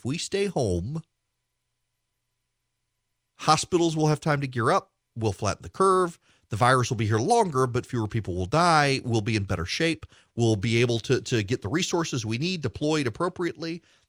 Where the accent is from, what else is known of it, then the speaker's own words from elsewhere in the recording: Dubai, United Arab Emirates; When I was a kid, I grew up in Dubai in the Middle East.